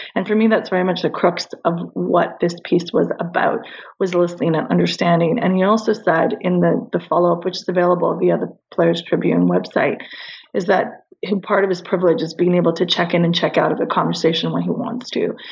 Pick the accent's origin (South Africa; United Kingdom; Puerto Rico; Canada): Canada; I'm Canadian